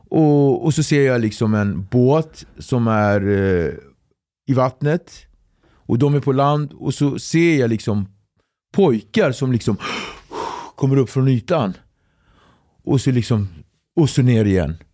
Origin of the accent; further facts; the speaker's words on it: Sweden; jag är från, från Sverige.